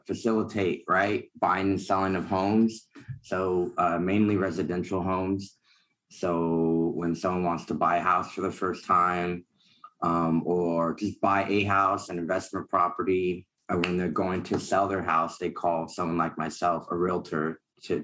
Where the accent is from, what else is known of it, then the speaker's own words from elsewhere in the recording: Alameda, California, United States; now in Sacramento, United States; I grew up in the Bay Area, Alameda, to be exact, right next to Oakland.